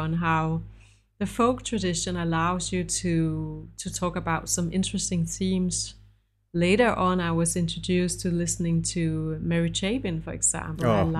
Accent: Denmark; English is a second language; also born or lived in United States

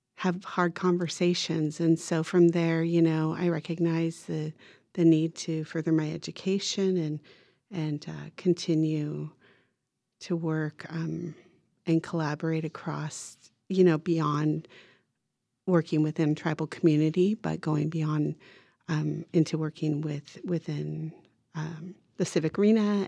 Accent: Redding, California, United States; also born or lived in Toyon, California; I was born there in Toyang, but shortly thereafter moved into Reading and we have a really large native community there

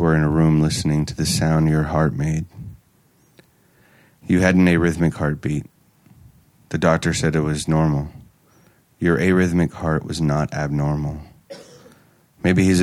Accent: Oakland, California, United States; I grew up in Oakland

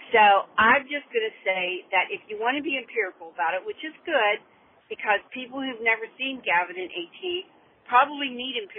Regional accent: Rock Hill, South Carolina, United States; I'm from Rock Hill.

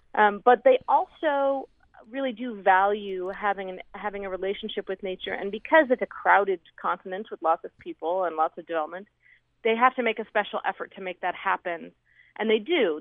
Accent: Seattle, Washington, United States; I grew up in Seattle, right in the city

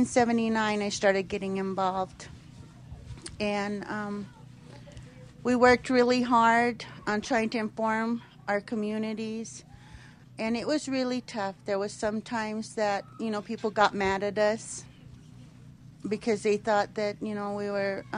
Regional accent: Duckwater Shoshone, Nevada, United States; I'm originally from the Duckwater Shoshone tribe

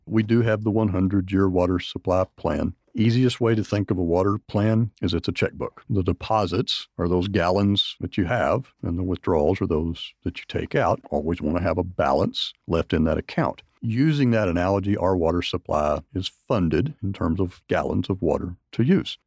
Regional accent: Pampa, Texas, United States; now in Lubbock, United States; I am from West Texas, born in Pampa, Texas

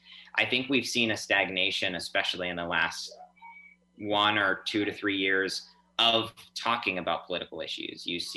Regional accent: Oregon, United States; born there; also born or lived in Utah / Nevada; now in Molokai, United States; I was born in Oregon, then I moved to Utah and then Nevada, and then I came to Molokai with my mom, where my grandparents have been for 12 plus years.

